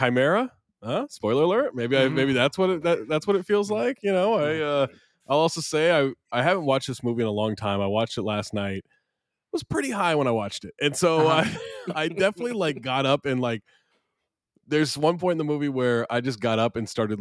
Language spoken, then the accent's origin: English; Scotland, United Kingdom; as a Scotsman